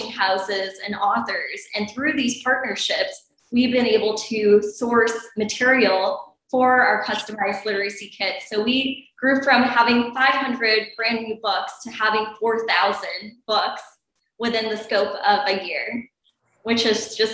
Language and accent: English; Chicago, Illinois, United States; I grew up in Chicago